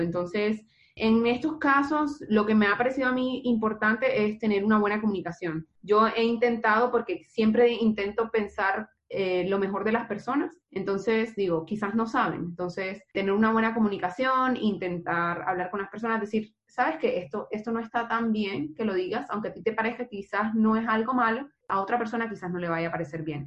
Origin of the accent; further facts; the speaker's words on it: Barranquilla, Atlántico, Colombia; now in Santiago, Chile; soy de Barranquilla, Colombia, pero vivo en Santiago de Chile.